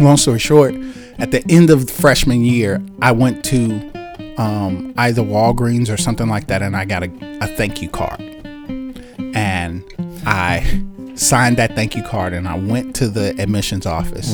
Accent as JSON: {"language": "English", "town": "Chicago", "region": "Illinois", "country": "United States", "tie": "born or raised there", "also_born_or_lived": "Washington, D.C.", "moved": "as an adult", "said": "I am from Chicago, Illinois. Born and raised in Chicago"}